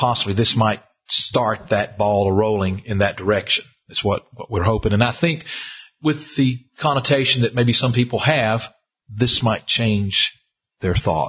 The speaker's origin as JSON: {"language": "English", "region": "the South", "country": "United States", "said": "I'm from the South"}